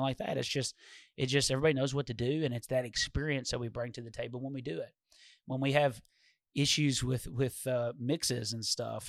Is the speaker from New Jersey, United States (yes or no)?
no; Walter Hill, Tennessee, United States; we grew up in Walter Hill